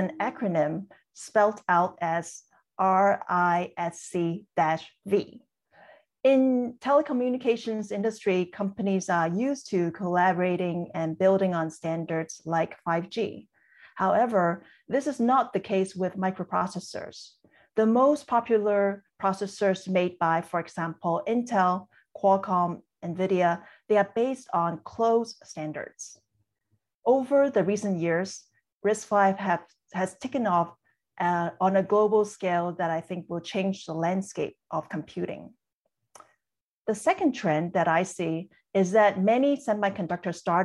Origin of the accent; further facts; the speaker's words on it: Hong Kong; moved away; I was born and raised in Hong Kong.